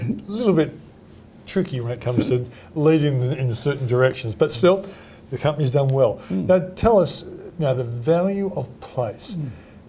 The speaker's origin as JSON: {"language": "English", "town": "Sydney", "region": "New South Wales", "country": "Australia", "tie": "born or raised there", "said": "as a young boy, I was brought up in the Paddington area, and Paddington was a pretty impoverished place in those days."}